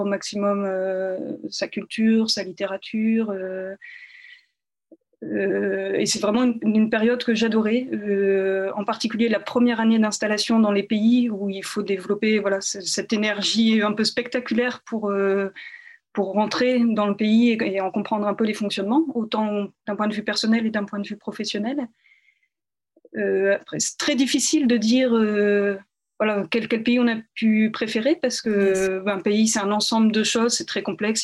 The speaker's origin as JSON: {"language": "French", "area": "in the North", "region": "Hauts-de-France", "country": "France", "tie": "born or raised there", "also_born_or_lived": "Czech Republic", "moved": "as an adult", "said": "je suis originaire du nord, effectivement, euh, de la campagne à une vingtaine de kilomètres euh, de Lille, où j'ai grandi."}